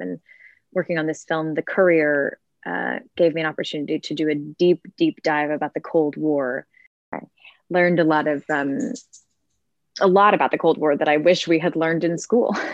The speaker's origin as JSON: {"language": "English", "area": "suburbs of Chicago", "region": "Illinois", "country": "United States", "tie": "born or raised there", "also_born_or_lived": "Milwaukee, Wisconsin", "said": "I grew up in Milwaukee, Wisconsin. Well, I was there till I was four, and then moved to um, the suburbs of Chicago."}